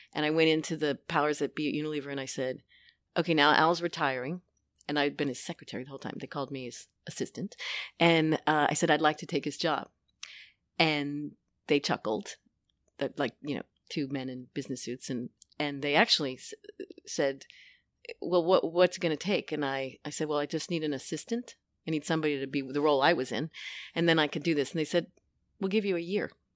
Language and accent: English; New York City, New York, United States; born or raised there